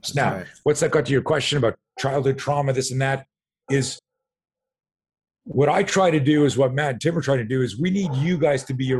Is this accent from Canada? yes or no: yes; Montreal, Quebec, Canada; So a lot of people don't know this. I grew up in Montreal.